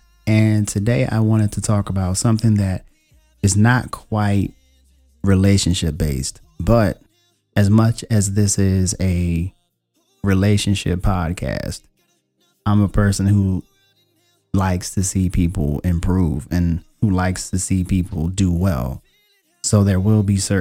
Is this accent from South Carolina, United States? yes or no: no; Richmond, Virginia, United States; I was born in Richmond, Virginia, and I currently live in Northern Virginia